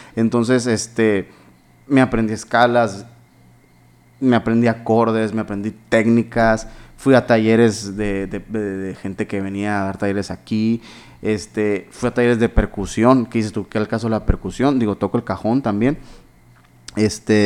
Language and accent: Spanish; Hermosillo, Sonora, Mexico; yo nací aquí en Hermosillo